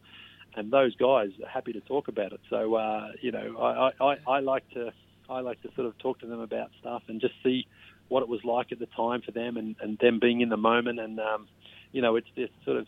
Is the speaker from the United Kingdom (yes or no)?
no; Sunbury, Victoria, Australia; moved away as an adult; now in United States; I'm actually from Australia and, you know, I'm not from Canada